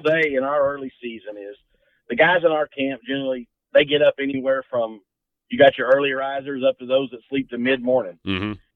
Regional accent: Central Kentucky, United States; I grew up here right in Central Kentucky

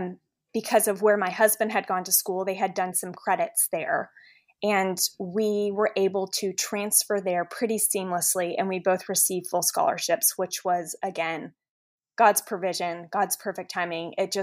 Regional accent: Dallas, Texas, United States; also born or lived in Washington, D.C.; I was born in Washington, D.C., and thankfully we were able to move to some pretty wonderful cities. And we settled in Dallas when I was in middle school.

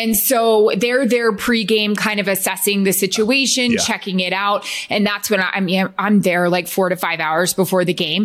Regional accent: Tampa, Florida, United States; also born or lived in Lewiston, Maine / San Antonio, Texas; we moved to Tampa, Florida when I was in second grade

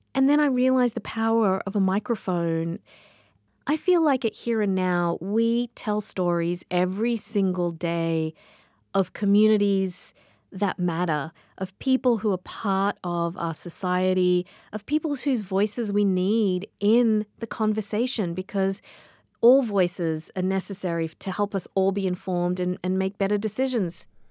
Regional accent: Sydney, New South Wales, Australia; moved away; I grew up in Sydney, Australia

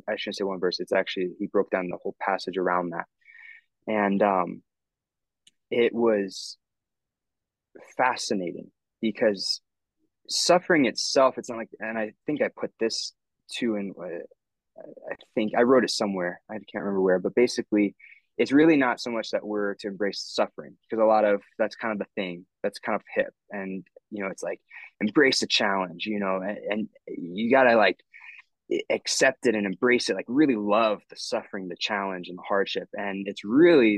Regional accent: Northern Colorado, United States; I'm from Northern Colorado

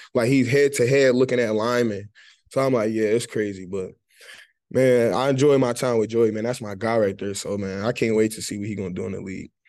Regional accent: Detroit, Michigan, United States; moved away; growing up, really growing up in Detroit

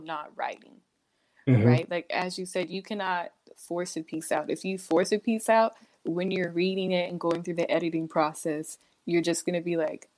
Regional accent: Dallas, Texas, United States; moved away as an adult; also born or lived in Sacramento, California / Philadelphia; now in Bay Area, United States; I was born in Sacramento, California. Big old surprise, but I was raised in Texas.

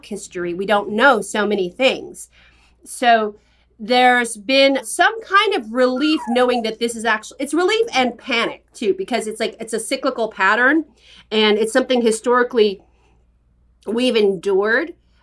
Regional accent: San Francisco, California, United States; I grew up in San Francisco

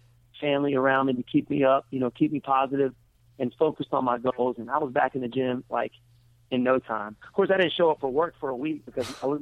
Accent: United States; my hometown's about 2 hours away

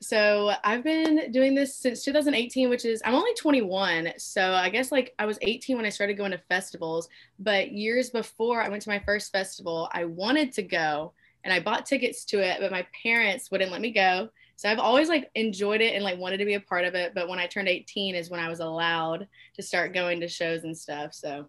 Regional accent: Alabama, United States; I'm from Alabama. Been born and raised here. Been here my whole life. And I go to a school here.

